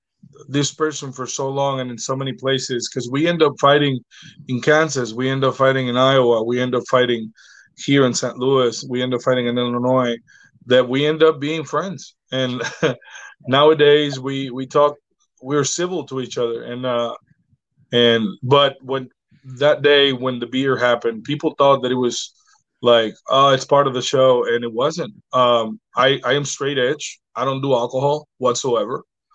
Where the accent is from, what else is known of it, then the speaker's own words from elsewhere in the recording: Puerto Rico; Dynamo Pro was when I came from Puerto Rico and I started wrestling back.